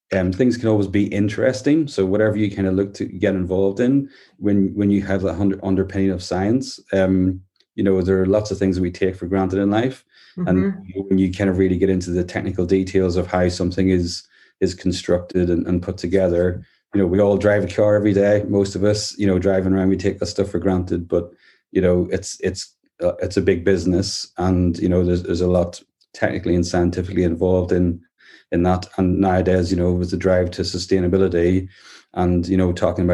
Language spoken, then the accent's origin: English; Northern Ireland, United Kingdom; moved away as an adult; also born or lived in Bangor, North Wales; now in Worcestershire, United Kingdom; I'm from Northern Ireland originally. I live here in Worcestershire in the UK.